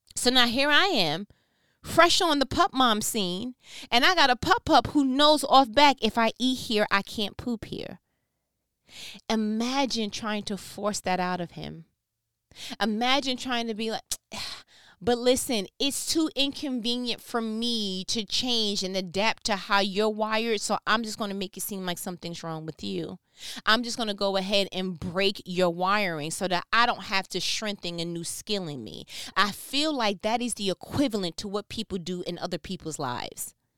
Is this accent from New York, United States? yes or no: yes; New York, United States; I'm from New York